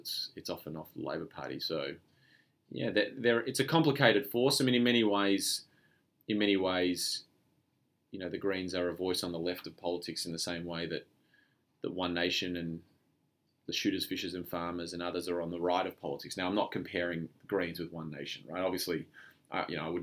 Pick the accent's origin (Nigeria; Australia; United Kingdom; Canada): Australia; we're all Australian